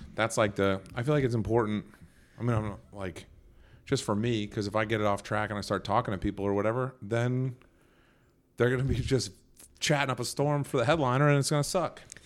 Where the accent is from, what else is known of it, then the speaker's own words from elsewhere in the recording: Nantucket, Massachusetts, United States; moved away as an adult; my hometown